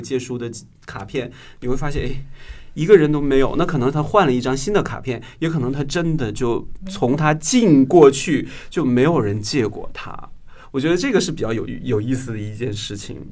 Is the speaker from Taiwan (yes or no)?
no; Northeast China, China; moved away; 前几年回我的东北老家的时候